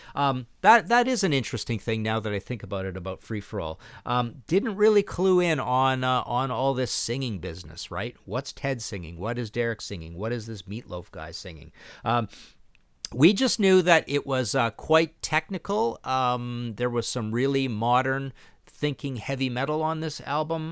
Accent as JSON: {"language": "English", "country": "Canada", "said": "being Canadian, being next to the States, being thirteen, being kids"}